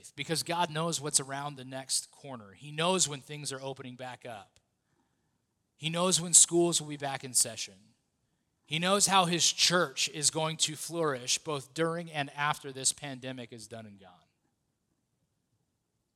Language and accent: English; United States; being an American